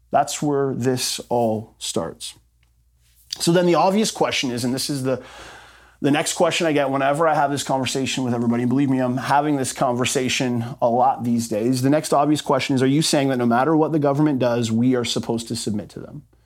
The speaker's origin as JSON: {"language": "English", "country": "Canada", "said": "our rights as Canadian citizens"}